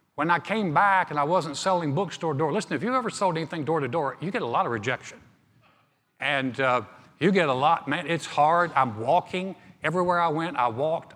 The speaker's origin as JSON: {"language": "English", "town": "Greensboro", "region": "North Carolina", "country": "United States", "tie": "born or raised there", "said": "My hometown of Greensboro, North Carolina is a beautiful place."}